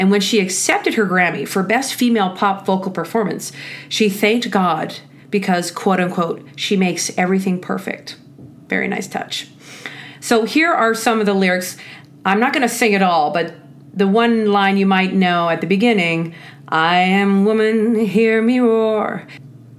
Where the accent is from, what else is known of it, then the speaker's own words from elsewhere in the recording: Canada; I'm Canadian. And as Canadians, we are famous for saying sorry